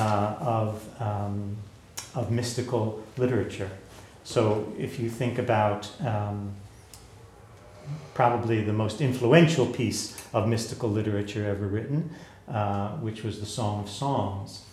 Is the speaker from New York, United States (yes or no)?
yes; New York, United States; I'm a New Yorker